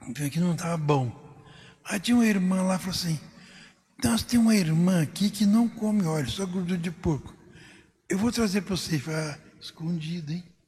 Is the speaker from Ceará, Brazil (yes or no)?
no; Cristais Paulista, São Paulo, Brazil; moved away as an adult; also born or lived in Ribeirão Preto; A minha cidade natal é Cristais Paulista